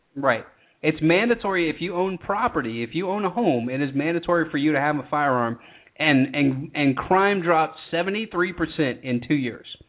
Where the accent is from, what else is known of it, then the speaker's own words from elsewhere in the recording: Georgia, United States; I'm born and raised in Georgia